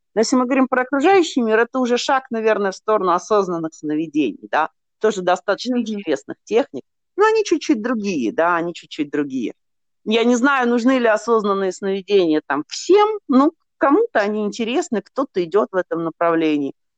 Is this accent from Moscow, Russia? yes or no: no; Nizhny Novgorod, Nizhny Novgorod Oblast, Russia; я из Нижнего Новгорода сама